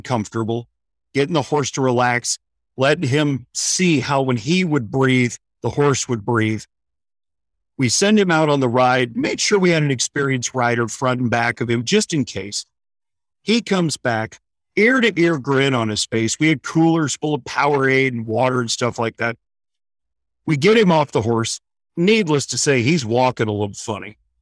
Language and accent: English; St. Louis, Missouri, United States; moved away as an adult; now in Florida, United States; originally a Midwestern boy, born and raised in Saint Louis, Missouri, moved to Florida in nineteen ninety-nine